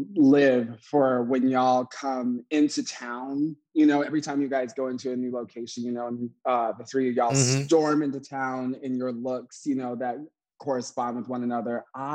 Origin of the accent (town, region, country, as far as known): Warsaw, Indiana, United States; born or raised there